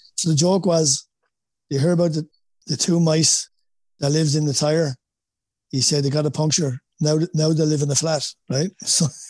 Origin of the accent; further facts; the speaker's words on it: Wexford, Leinster, Ireland; accent: Wexford; moved away as an adult; now in United States; my Wexford accent.